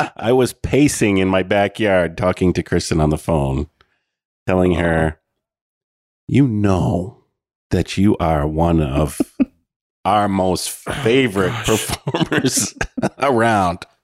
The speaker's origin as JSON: {"language": "English", "area": "Oxford Hills", "region": "Maine", "country": "United States", "said": "we're in from the Oxford Hills."}